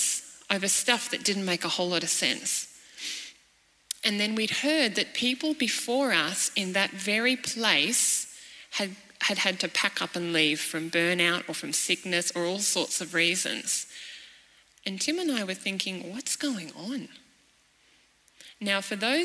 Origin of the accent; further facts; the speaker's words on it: Cairns, Queensland, Australia; moved away as an adult; also born or lived in Malawi; I am a young mum from Cairns.